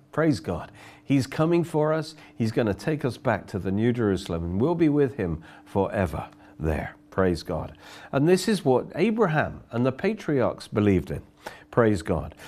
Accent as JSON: {"language": "English", "town": "Oxford", "region": "South East England", "country": "United Kingdom", "said": "I come from Oxford"}